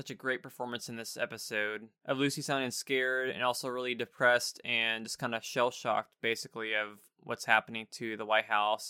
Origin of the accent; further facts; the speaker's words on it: Greece; No, I'm from Greece.